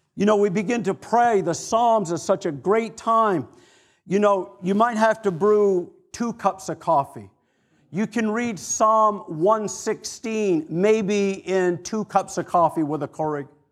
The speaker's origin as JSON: {"language": "English", "region": "Maine", "country": "United States", "also_born_or_lived": "Atlanta / Florida", "moved": "yes", "said": "I'm from Maine"}